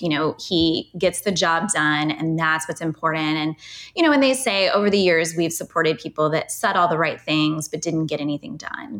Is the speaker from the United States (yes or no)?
yes; Lexington County, South Carolina, United States; I'm born and raised in Lexington County. I'm a native.